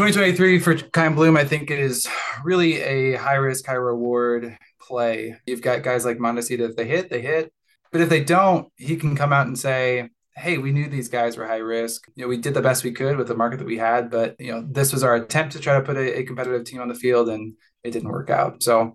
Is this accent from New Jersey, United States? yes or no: no; Omaha, Nebraska, United States; I'm from Omaha. We don't have anyone really local.